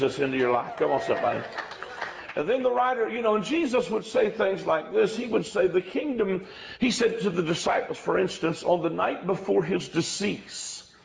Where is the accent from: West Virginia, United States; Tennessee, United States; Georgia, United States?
West Virginia, United States; I'm from West Virginia, so I'm in my home state. But I'm a country boy